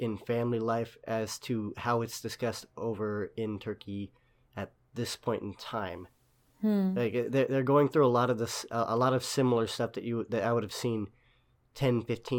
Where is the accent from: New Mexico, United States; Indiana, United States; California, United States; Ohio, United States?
California, United States; Sacramento; just growing up in Sacramento, on the West Coast of the United States, we've had a fairly liberal background out here.